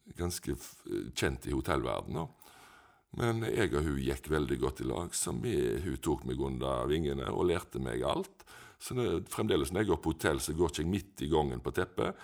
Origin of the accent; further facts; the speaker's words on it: Etne, Vestland, Norway; also born or lived in Ølen; Jeg har vokst opp på en plass som heter Haugen i Etne